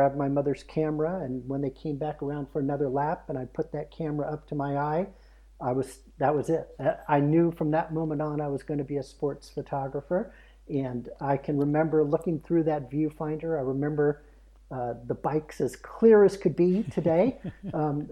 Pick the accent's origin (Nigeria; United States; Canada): United States; Oakland, California; moved away as an adult; also born or lived in Chico, California; now in Idaho, United States; I was born in Oakland, California, so in the Bay Area, and lived there most of my life